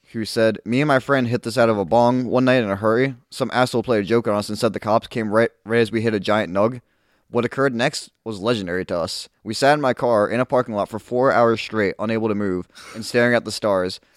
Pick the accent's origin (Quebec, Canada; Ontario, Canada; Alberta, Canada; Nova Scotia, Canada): Nova Scotia, Canada; Halifax; we're from Halifax.